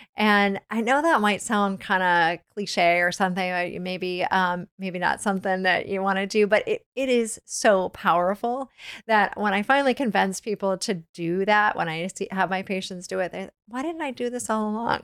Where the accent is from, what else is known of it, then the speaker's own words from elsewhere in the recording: Virginia, United States; I grew up in Virginia